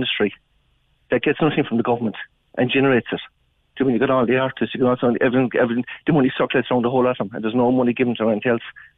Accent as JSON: {"language": "English", "area": "West Cork", "region": "Munster", "country": "Ireland", "said": "I'm from West Cork myself"}